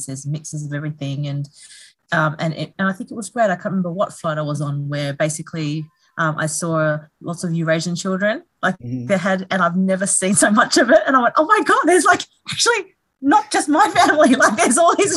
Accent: Darwin, Northern Territory, Australia; also born or lived in Sydney; I was born in Sydney, but I grew up in Darwin, actually, on the top end, Northern Territory, when I went there when I was seven

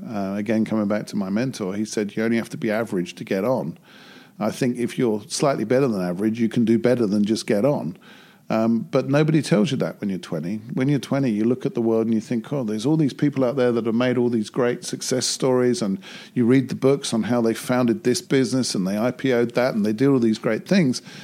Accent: United Kingdom; as a Brit going to Japan

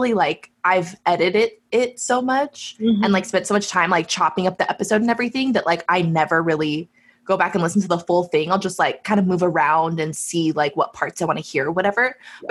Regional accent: United States; I have a unique perspective as an American

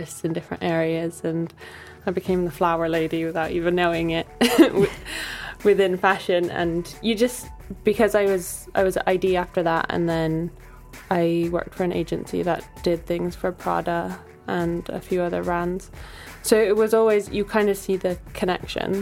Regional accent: Bali, Indonesia; now in London, United Kingdom; I grew up in Bali

